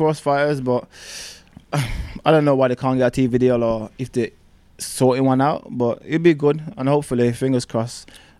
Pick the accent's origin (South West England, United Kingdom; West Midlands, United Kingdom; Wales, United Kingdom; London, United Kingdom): West Midlands, United Kingdom; Birmingham; I'm from Birmingham